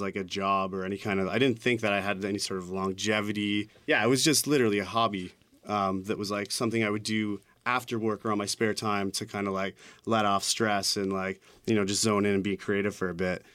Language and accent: English; Hamilton, Ontario, Canada; now in Toronto, Canada; I grew up in Hamilton